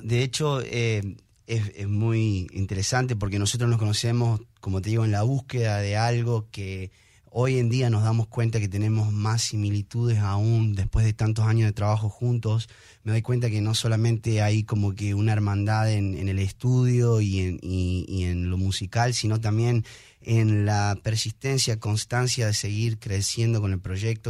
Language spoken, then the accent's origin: Spanish; Argentina; now in Houston, United States; nazco aquí, pero me voy de muy chico a Sudamérica, a Argentina.